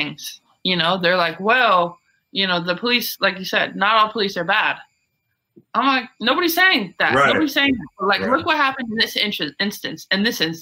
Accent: Syracuse, New York, United States; I'm from Syracuse

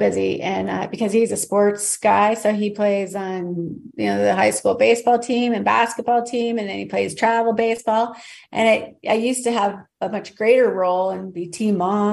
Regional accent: Wyoming, United States; moved away; I came from Wyoming

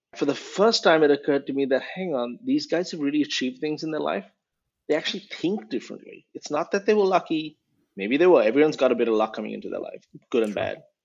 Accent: India; moved away; I grew up uh, in a few cities in India. Um, I was born in 1981, so that gives away my age. And I moved around a few times by the time I was 18

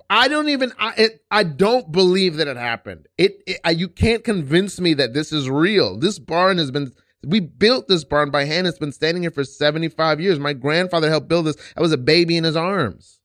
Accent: New York, United States; also born or lived in Savannah, Georgia; from New York. I'm from East New York.

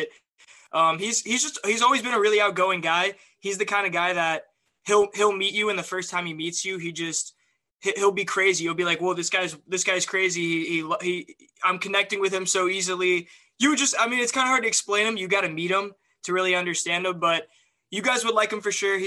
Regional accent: Kennesaw, Georgia, United States; moved away; also born or lived in Alabama / Burbank, California; my hometown of Kennesaw, Georgia, just outside of Atlanta

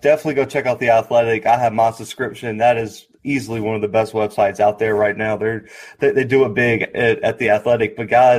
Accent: the South, United States; I am from the South, so I haven't been able to make it out to California at all.

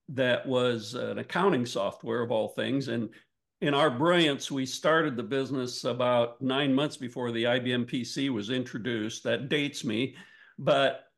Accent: Northwestern Ohio, United States; I grew up in Northwestern Ohio, which is good farm country.

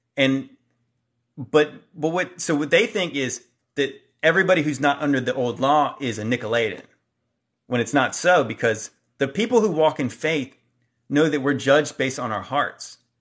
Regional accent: Hampton Roads, Virginia, United States; I'm from the Hampton Roads area. I live around here.

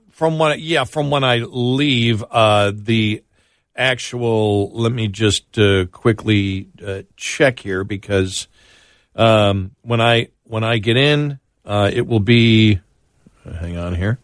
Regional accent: Buffalo, New York, United States; moved away; growing up in Buffalo, people assume you do.

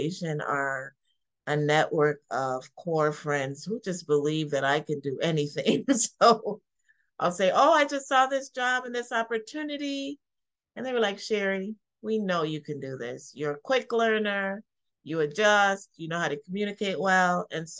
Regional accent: Canada; moved away as an adult; also born or lived in Caribbean / Toronto; now in Baltimore, United States; I'm a native of Canada, actually born in the Caribbean, but I grew up in Canada. And so I was living in Toronto at the time, where I lived for about 11 years.

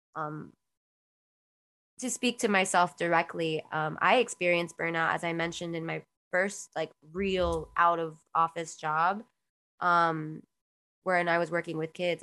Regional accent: Miami, Florida, United States; also born or lived in Queens, New York; I was born in Queens, New York, um, and I was brought down to Miami at a very young age

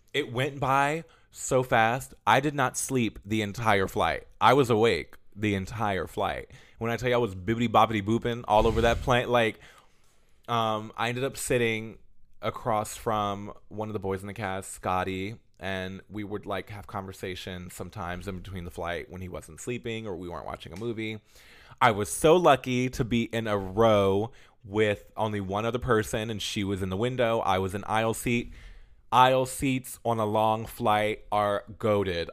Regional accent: United States; we're all American

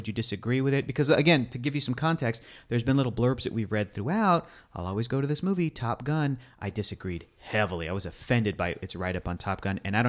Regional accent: United States; I'm an American.

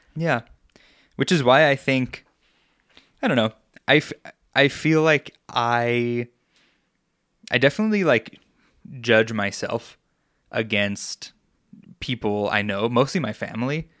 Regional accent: Long Island, New York, United States; now in Colorado, United States; I grew up on Long Island

